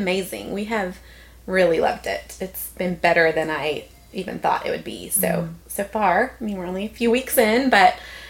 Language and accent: English; Dallas, Texas, United States; I grew up in Dallas and went to A&M.